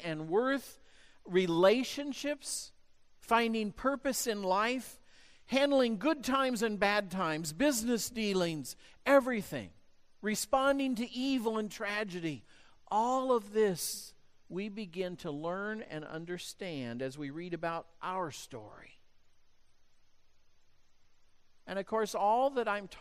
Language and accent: English; United States; growing up in the United States